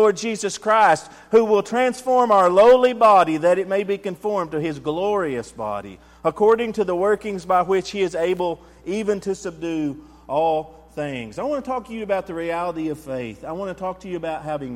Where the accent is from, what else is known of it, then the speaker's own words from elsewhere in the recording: Texas, United States; I'm an American. I'm a Texan